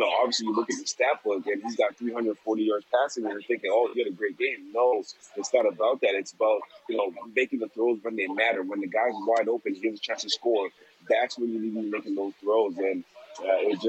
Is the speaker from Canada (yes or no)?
yes; Toronto, Ontario, Canada; growing up in Toronto